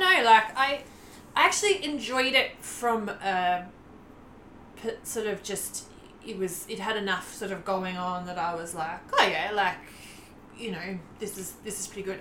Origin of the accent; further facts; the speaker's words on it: Australia; as an Australian